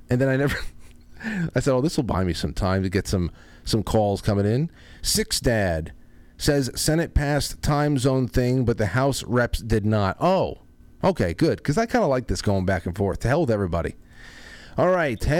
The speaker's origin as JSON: {"language": "English", "region": "Colorado", "country": "United States", "said": "I am from a little town in Colorado, up in the mountains. A little town in Colorado"}